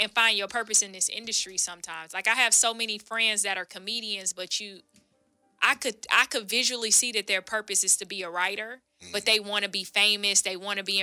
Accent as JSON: {"language": "English", "area": "Palm Beach County", "region": "South Florida", "country": "United States", "moved": "as an adult", "lives_now": "Los Angeles, United States", "said": "I'm originally from South Florida"}